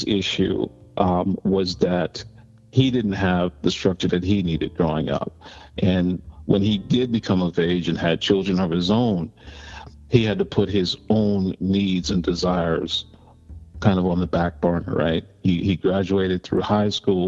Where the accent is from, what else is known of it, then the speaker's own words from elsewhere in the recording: New York City, New York, United States; I grew up in Harlem, New York, and spent most of my time in the city of New York growing up as a young kid running the streets